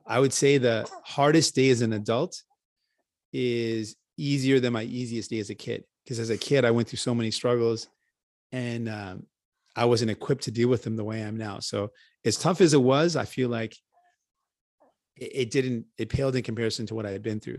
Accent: Windsor, Ontario, Canada; also born or lived in St. John's, Newfoundland / Grand Falls, Newfoundland; I grew up in Windsor and, and it's, uh, really warm

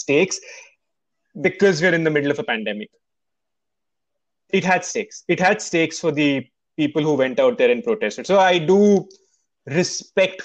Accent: India; now in United States; we come from a place where violent protests, vandalism, destruction of public property is more common than here in the US

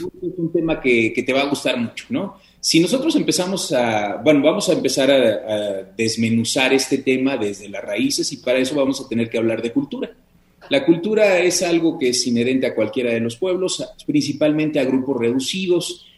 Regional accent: Mexico; como mexicanos

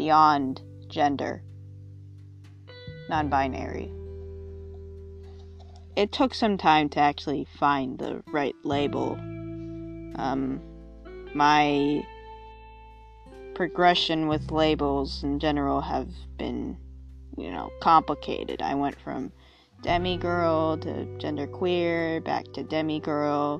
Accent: United States; being an American teenager

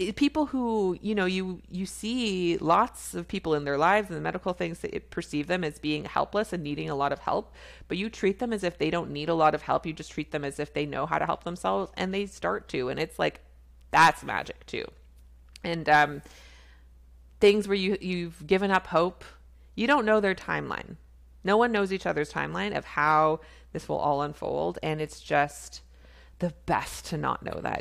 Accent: Canada; I'm a Canadian family physician

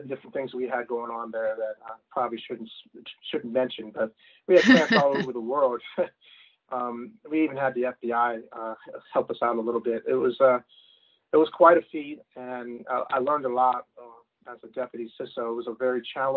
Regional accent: Washington, District of Columbia, United States; growing up in the Washington, D.C. area

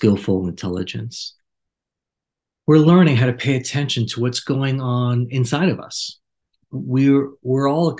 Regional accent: New York, United States; Growing up in New York, we had a culture not too different

